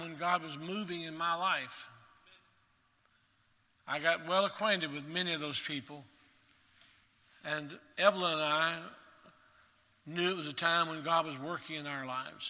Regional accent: Maryville, Tennessee, United States; I grew up in Maryville, Tennessee

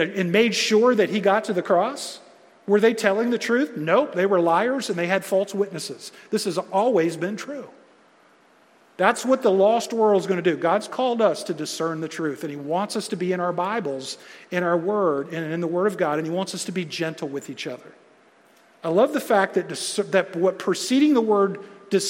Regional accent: United States; I love being American

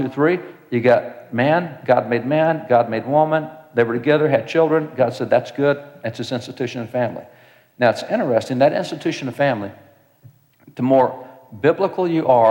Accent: Texas, United States; I'm a cowboy from Texas. I live out on a ranch

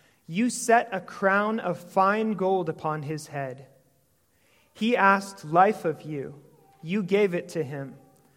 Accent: St. Michael, Minnesota, United States; I come from St. Michael, Minnesota.

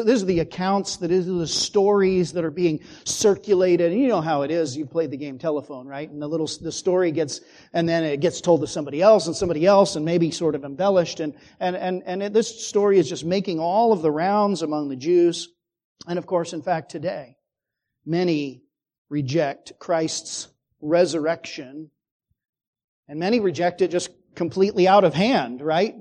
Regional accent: Phoenix, Arizona, United States; growing up in Phoenix

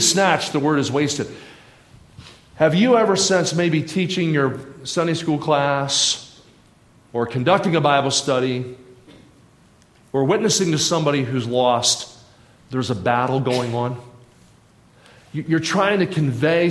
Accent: southern New Jersey, United States; moved away; I grew up in southern New Jersey, about 20 minutes outside of Philadelphia.

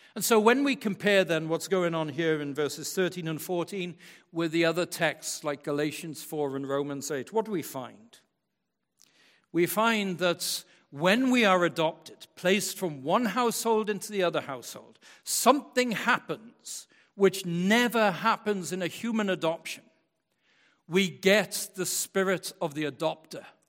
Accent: West Michigan, United States; I was born and brought up in West Michigan in the church, in West Michigan

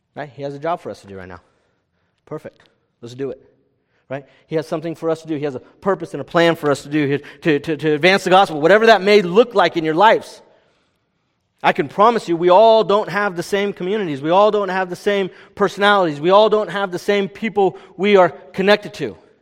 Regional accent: California, United States; I'm from California

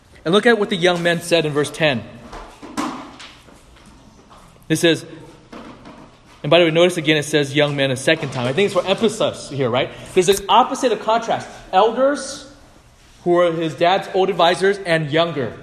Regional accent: United States; I'm ABC. I'm American-born Chinese

